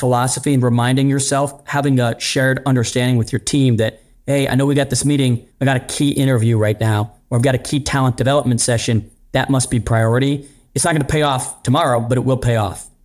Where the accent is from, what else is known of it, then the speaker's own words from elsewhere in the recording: Pittsburgh, Pennsylvania, United States; moved away; I grew up in Pittsburgh